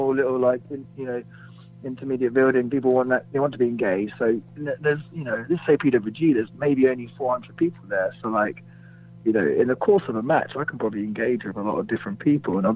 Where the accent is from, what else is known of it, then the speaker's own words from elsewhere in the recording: United Kingdom; being a British guy trying to make his mark on the US scene